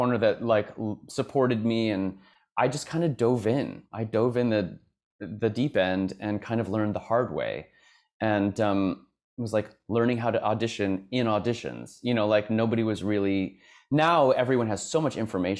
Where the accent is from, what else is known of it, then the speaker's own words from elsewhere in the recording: Kansas City, United States; moved away as an adult; also born or lived in Boston; now in New York, United States; I grew up in the Midwest as well. I grew up in Kansas City